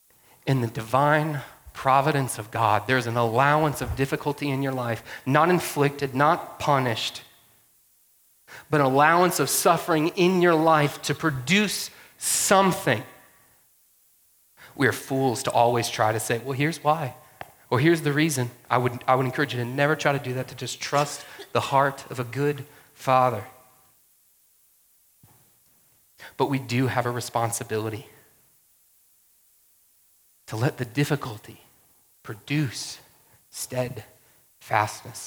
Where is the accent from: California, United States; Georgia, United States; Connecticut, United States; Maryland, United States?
Georgia, United States; moved away; I grew up in Georgia